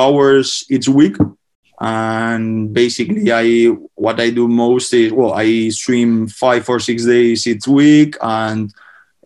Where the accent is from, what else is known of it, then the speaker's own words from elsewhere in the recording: Spain; before, I used to play sports in Spain, like basketball or tennis